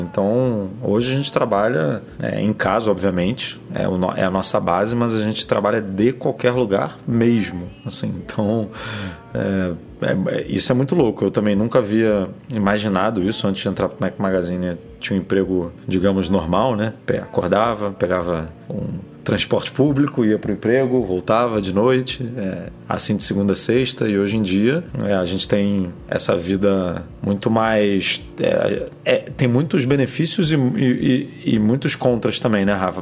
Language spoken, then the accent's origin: Portuguese; Rio de Janeiro, Brazil; eu sou do Rio